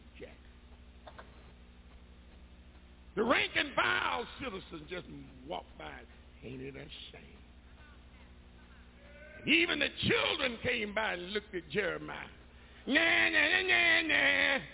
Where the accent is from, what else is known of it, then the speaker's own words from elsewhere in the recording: Macon, Georgia, United States; moved away; Macon, my hometown